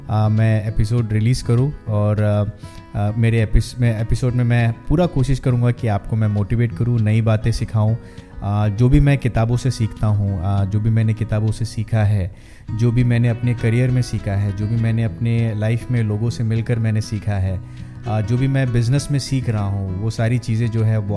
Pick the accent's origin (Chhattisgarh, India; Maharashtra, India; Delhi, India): Maharashtra, India; Mumbai; और मैं मुंबई का रहने वाला हूँ मेरी परवरिश मुंबई में हुई है